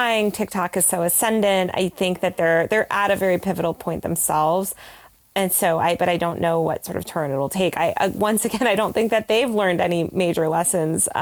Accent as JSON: {"language": "English", "region": "New York", "country": "United States", "said": "I'm a New Yorker"}